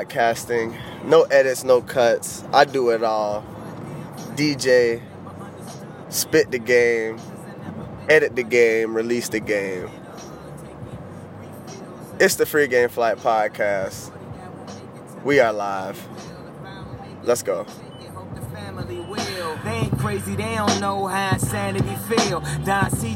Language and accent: English; Florida, United States; I'm born and raised in Florida